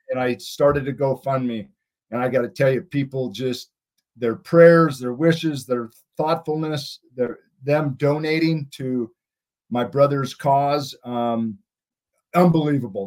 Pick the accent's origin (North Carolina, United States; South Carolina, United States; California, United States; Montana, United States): Montana, United States; I'm from Montana